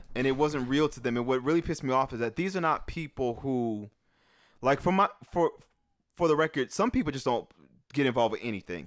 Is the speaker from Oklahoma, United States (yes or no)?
no; New Orleans, Louisiana, United States; moved away; growing up in New Orleans